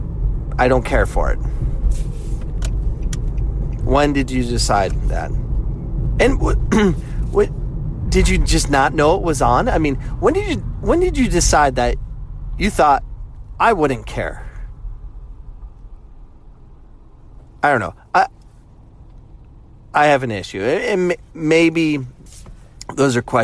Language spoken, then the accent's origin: English; United States; the way I grew up, you know, I'm an American where it's basketball, football, baseball